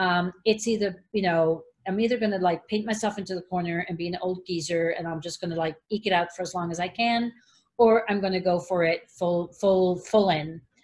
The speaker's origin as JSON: {"language": "English", "country": "Switzerland", "second_language": "English", "said": "And I come in from Switzerland, and it was like, you know, I'm going to be here only for one semester."}